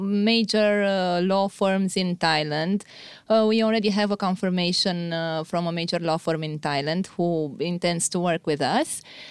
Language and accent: English; Romania; I'm from Romania, and I'm a lawyer.